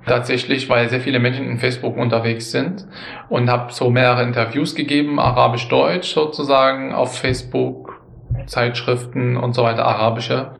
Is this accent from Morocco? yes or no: no; Syria; now in Germany; Ich war auch Syrer. Ich bin dann später eingebürgert wurden.